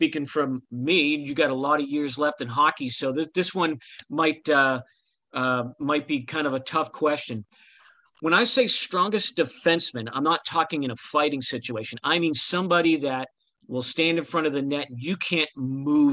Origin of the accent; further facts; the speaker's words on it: Boston, Massachusetts, United States; I'm actually from the North Shore area of Boston